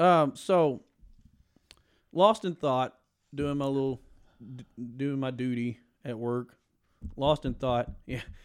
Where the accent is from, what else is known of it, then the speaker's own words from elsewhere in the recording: Cynthiana, Kentucky, United States; where we grew up in Cynthiana, Kentucky